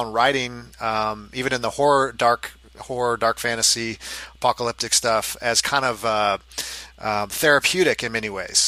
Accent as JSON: {"language": "English", "town": "Los Angeles", "region": "California", "country": "United States", "moved": "yes", "lives_now": "Kansas City, United States", "said": "I'm originally from Los Angeles"}